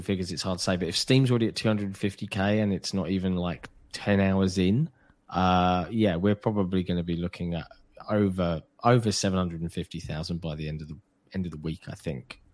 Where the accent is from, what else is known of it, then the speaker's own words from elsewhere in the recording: United Kingdom; I realize I'm British